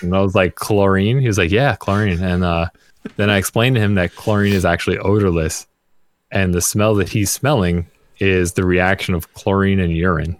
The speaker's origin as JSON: {"language": "English", "region": "New York", "country": "United States", "said": "I'm from New York"}